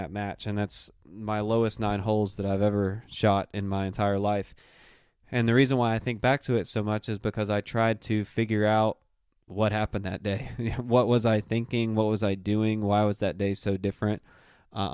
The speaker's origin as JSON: {"language": "English", "town": "Union", "region": "South Carolina", "country": "United States", "tie": "born or raised there", "said": "That's where I grew up playing in Union, South Carolina. That's where I went to the high school"}